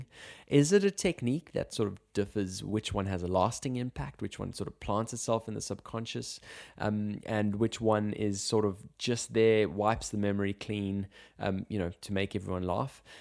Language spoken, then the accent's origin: English; South Africa; being South African